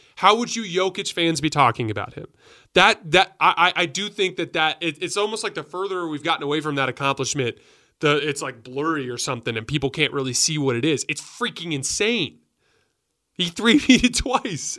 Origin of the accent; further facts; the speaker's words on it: Tucson, Arizona, United States; I grew up in Tucson, Arizona